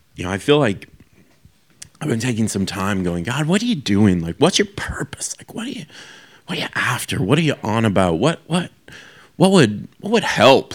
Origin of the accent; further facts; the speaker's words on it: Canada; moved away as an adult; now in Australia; I'm from Canada